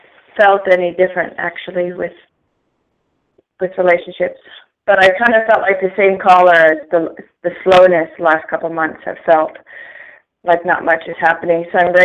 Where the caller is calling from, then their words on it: Bay Area, California, United States; I'm calling from the Bay Area.